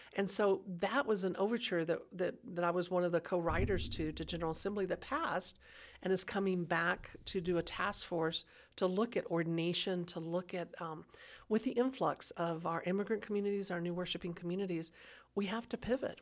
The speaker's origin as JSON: {"language": "English", "region": "Texas", "country": "United States", "tie": "born or raised there", "moved": "yes", "lives_now": "Denver, United States", "said": "I grew up in Texas where the culture was conservative"}